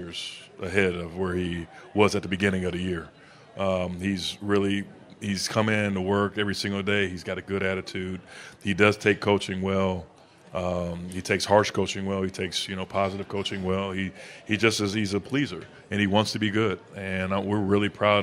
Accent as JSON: {"language": "English", "town": "Buffalo", "region": "New York", "country": "United States", "tie": "born or raised there", "moved": "yes", "lives_now": "Las Vegas, United States", "said": "growing up in Buffalo, I grew up a Syracuse fan"}